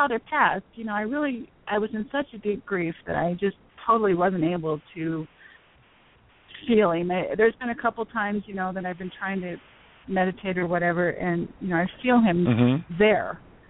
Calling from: Denver, Colorado, United States

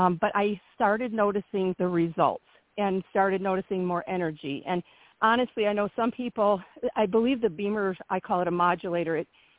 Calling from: Michigan, United States; I'm from Michigan. I also spend time in Tennessee.

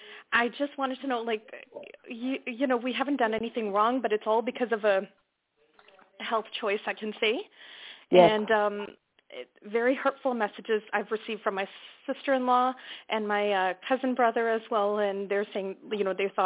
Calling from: Canada; I'm calling from Canada.

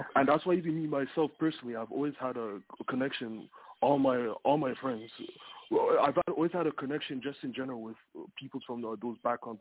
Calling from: Toronto, Ontario, Canada; I'm calling from uh, Toronto.

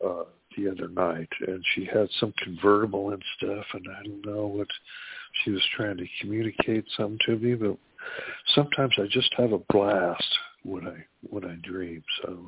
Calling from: California, United States; from California.

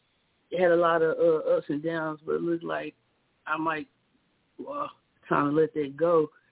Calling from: Alabama, United States

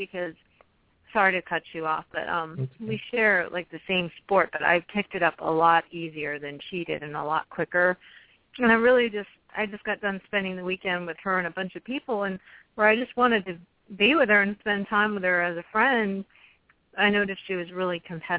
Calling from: Maryland, United States; I'm calling from Maryland.

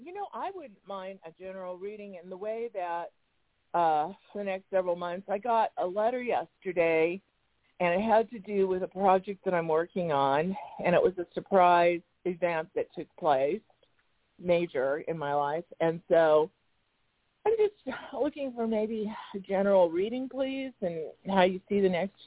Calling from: Arizona, United States; from Arizona.

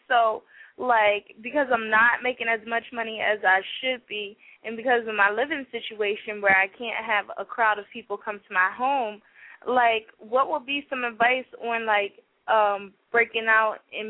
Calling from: New Jersey, United States; I'm calling from South Jersey area.

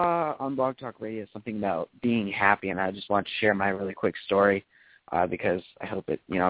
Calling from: Auburn, Maine, United States; I am calling from Auburn, Maine.

